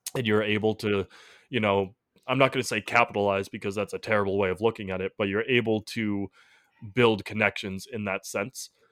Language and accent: English; Massachusetts, United States; we're from the Massachusetts area